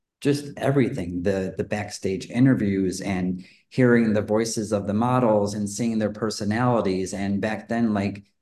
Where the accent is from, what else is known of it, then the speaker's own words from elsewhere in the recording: Chicago, Illinois, United States; now in Los Angeles, United States; I grew up in Chicago, and I didn't have a lot of exposure to things